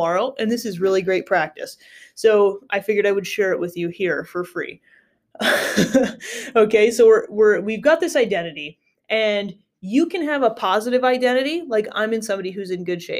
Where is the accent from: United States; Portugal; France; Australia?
United States; I grew up in the States